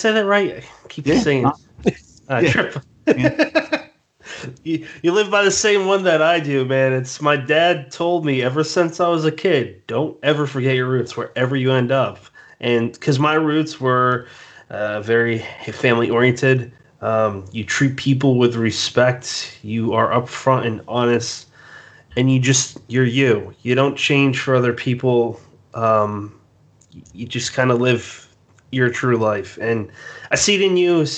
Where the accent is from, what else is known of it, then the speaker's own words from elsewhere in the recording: Massachusetts, United States; I'm from Massachusetts